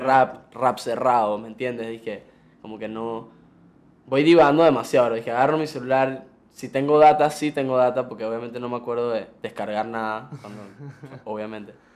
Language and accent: Spanish; Panama; Yo nací aquí. Mi papá es argentino, mi mamá es panameña